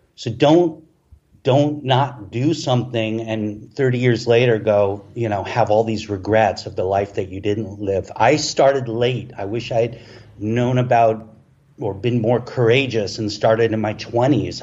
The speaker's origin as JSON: {"language": "English", "town": "Los Angeles", "region": "California", "country": "United States", "tie": "born or raised there", "moved": "as an adult", "lives_now": "Playa del Carmen, Mexico", "said": "I've grown up, you know, in Los Angeles surrounded by, you know, Mexican culture"}